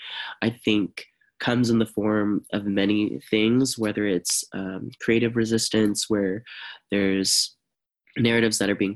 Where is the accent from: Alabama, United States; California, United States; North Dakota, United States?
California, United States; Stockton; for example, in my hometown, we have a dried riverbed that runs right along the downtown of Stockton.